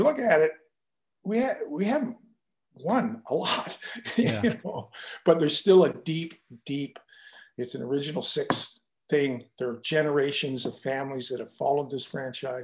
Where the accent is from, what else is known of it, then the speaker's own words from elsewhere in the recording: Kitchener, Ontario, Canada; my first training camp was in my hometown.